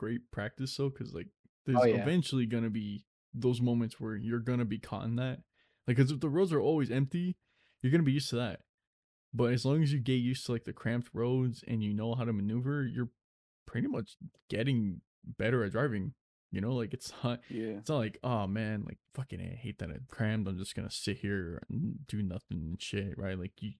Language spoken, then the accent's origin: English; California, United States; I'm from Cali.